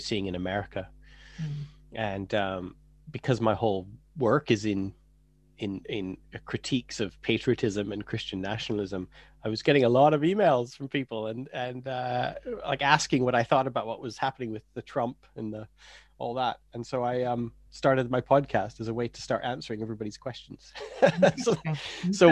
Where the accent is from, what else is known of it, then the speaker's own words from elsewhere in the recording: Canada; moved away as an adult; now in England, United Kingdom; I'm Canadian